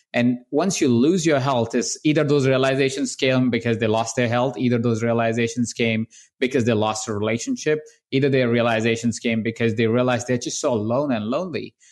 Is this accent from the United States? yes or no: no; India; I was born in India. I was born in the household of twenty-three different people